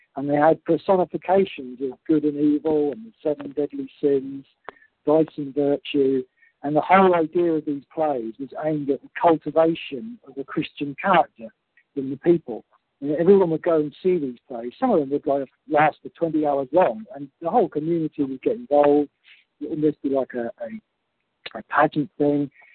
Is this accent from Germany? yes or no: no; United Kingdom; our collective unity as British people